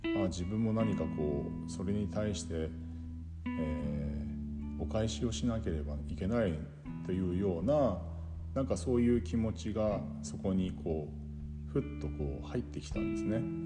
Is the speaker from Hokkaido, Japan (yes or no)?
yes; Yubari, Hokkaido, Japan; 夕張という町で生まれ育ったんですが